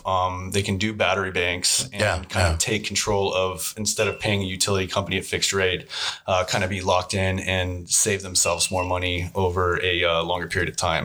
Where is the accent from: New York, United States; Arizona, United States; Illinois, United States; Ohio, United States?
Arizona, United States; Phoenix; Born and raised in Phoenix, Arizona. And I got into solar because I got out of the military back in 2009.